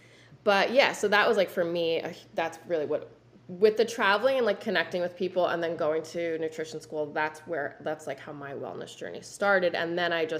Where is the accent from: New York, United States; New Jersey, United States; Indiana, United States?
New Jersey, United States; We grew up in New Jersey